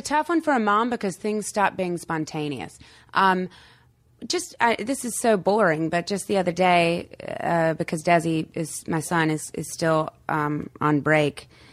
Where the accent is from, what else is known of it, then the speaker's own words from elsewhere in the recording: North Carolina, United States; also born or lived in Morehead City, North Carolina; now in Los Angeles, United States; I'd go home. I'd go back to North Carolina